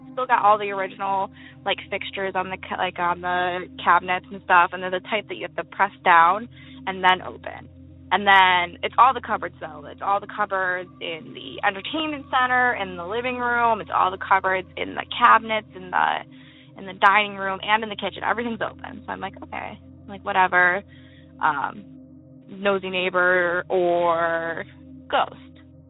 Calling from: Western New York, United States; I'm calling from Western New York.

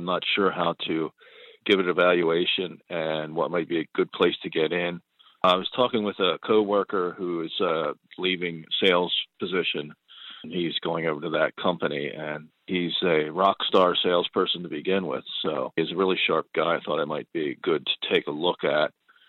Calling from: Pennsylvania, United States; I'm from Pennsylvania

